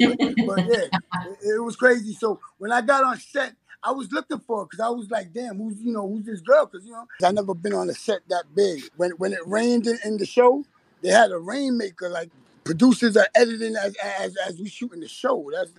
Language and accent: English; Bronx, New York, United States; I'm in the Bronx, BX.